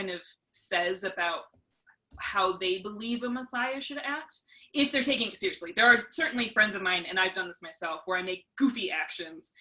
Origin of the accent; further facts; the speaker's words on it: Wisconsin, United States; moved away as an adult; now in Brentwood, United States; I'm originally from Wisconsin